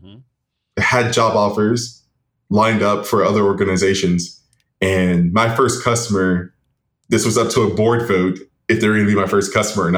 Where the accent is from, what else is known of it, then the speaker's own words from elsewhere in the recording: Jackson, Tennessee, United States; now in Wichita, United States; I'm from Jackson, Tennessee.